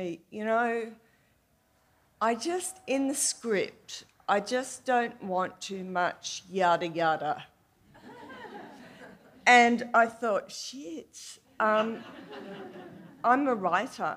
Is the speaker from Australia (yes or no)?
yes; Australia; I'm from Australia, and I work at the ABC, which is our national public broadcaster